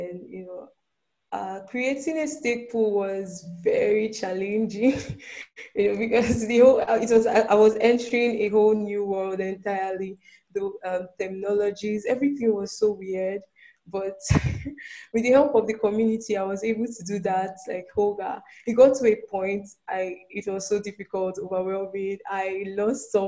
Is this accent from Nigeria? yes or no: yes; Nigeria; I'm from Nigeria